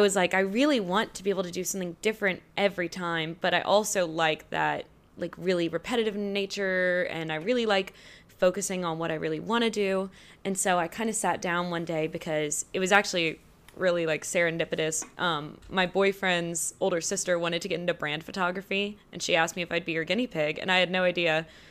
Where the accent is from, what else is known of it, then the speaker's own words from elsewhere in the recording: Baton Rouge, Louisiana, United States; painter from Baton Rouge, Louisiana